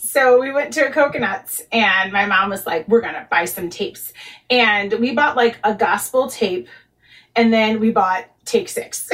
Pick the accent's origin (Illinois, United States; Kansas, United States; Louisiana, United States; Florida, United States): Illinois, United States; Chicago; I grew up in Chicago.